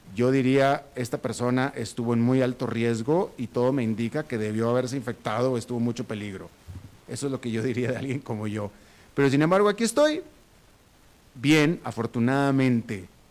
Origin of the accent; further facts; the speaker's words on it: Monterrey, Nuevo León, Mexico; now in Costa Rica; yo soy de Monterrey